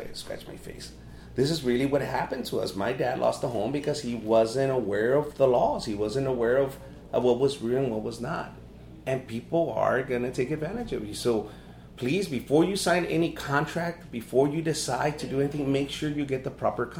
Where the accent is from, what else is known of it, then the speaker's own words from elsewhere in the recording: Los Angeles, California, United States; also born or lived in Compton, California; I was 13 years old and I would vacuum cars in South Central LA. That's where we moved from Compton to South Central